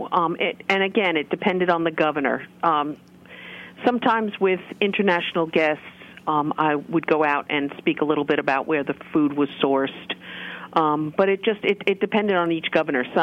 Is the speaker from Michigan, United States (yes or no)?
yes; Michigan, United States; Michigan. What? Um, my home state.